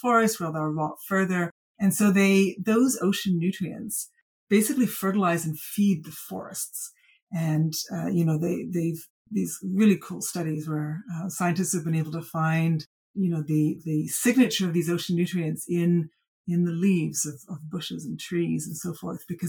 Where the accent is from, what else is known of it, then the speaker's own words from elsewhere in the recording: British Columbia, Canada; moved away as an adult; I grew up in British Columbia, I left, I came back.